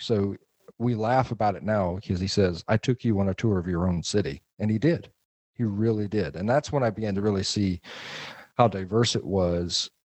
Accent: Atlanta, Georgia, United States; I grew up in Atlanta. I'm a suburb kid. I grew up sort of just south of the city

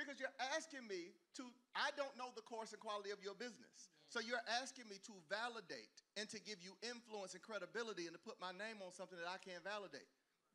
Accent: the South, United States; I grew up in the South

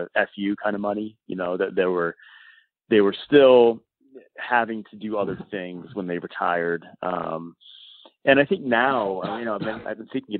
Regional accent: Rhode Island, United States; I grew up in Rhode Island as a Phillies fan.

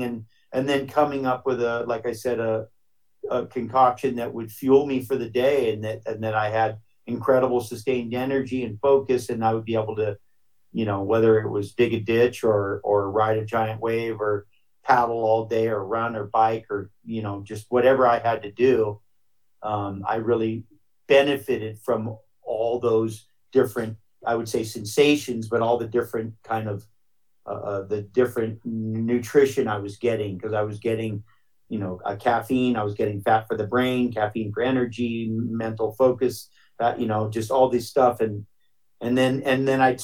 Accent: Hawaii, United States; growing up in Hawaii

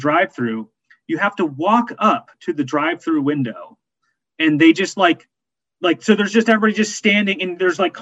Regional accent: Appalachia, United States; now in Philadelphia, United States; being a Appalachian country person

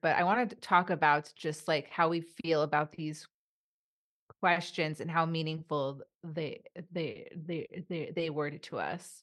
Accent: Los Angeles, California, United States; also born or lived in Burbank, California; I was born and raised here in Los Angeles

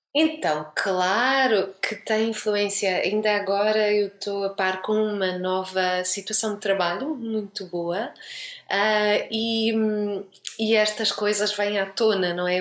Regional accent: Portugal; moved away as an adult; now in Lisbon, Portugal; eu voltei para Lisboa com aquele, aquela vontade de fazer projetos, vamos fazer, vamos não sei o quê, e com esta liberdade toda, e claro, por muito que eu não quisesse, eu levei um choque cultural como portuguesa

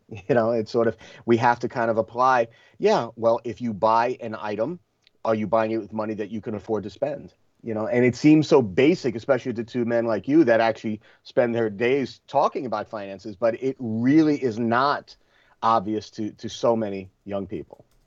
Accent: Rockland County, New York, United States; also born or lived in Flushing, Queens, New York / South Bronx, New York; I was born in Flushing, but we moved to the Bronx when I was a baby, and I lived there until I was eight. And then we, um, you know, it was a rough area where we lived in the South Bronx, and then uh, we moved upstate to Rockland County

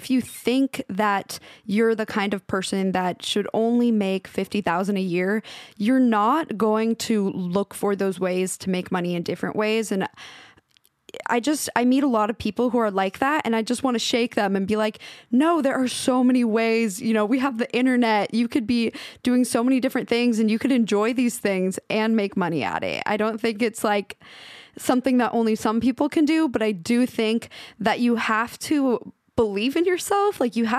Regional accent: Washington, United States; the town I grew up in Washington.

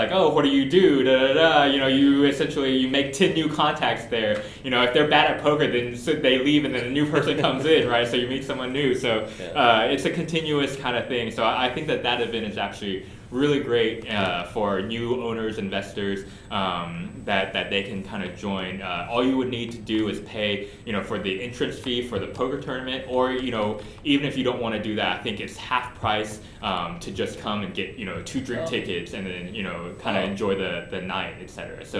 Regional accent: Houston, Texas, United States; So, I grew up in Houston, moved away for a little bit, but, you know, came back

